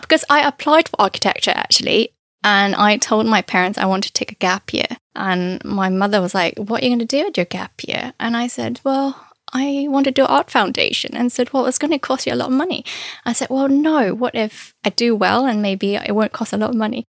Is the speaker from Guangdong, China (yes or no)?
yes; Canton area, Guangdong, China; moved away; I'm from Canton area. Uh, so the cuisine is very different compared to northern Chinese food